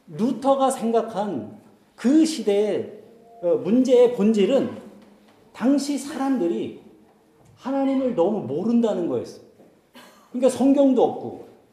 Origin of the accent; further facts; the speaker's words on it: South Korea; first language Korean; moved away as an adult; also born or lived in Germany; 한국을 방문해서 이제 한국 교회를 가잖아요